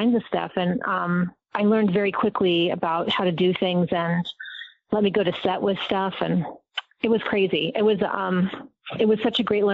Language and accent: English; Southern California, United States; also born or lived in Agoura Hills; I grew up in Southern California